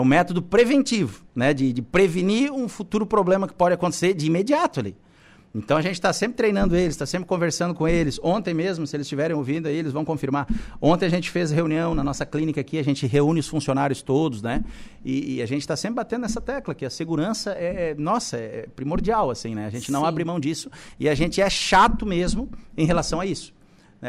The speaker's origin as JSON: {"language": "Portuguese", "town": "Balneário Camboriú", "region": "Santa Catarina", "country": "Brazil", "tie": "born or raised there", "moved": "yes", "lives_now": "Araranguá, Brazil", "said": "eu sou natural de Balneário Camboriú"}